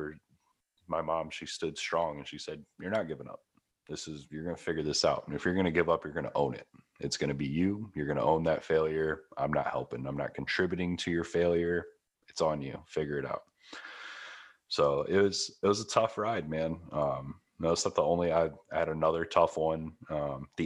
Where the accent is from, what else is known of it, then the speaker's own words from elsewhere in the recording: Midwest, United States; moved away as an adult; also born or lived in Los Angeles; I come from the Midwest. I come from a town where if you make 40 grand a year, you own a house, you have a car, you're done.